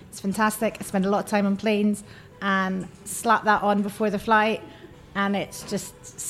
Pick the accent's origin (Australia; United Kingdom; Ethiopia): United Kingdom; Scotland; now in London, United Kingdom; I'm from Scotland, living in London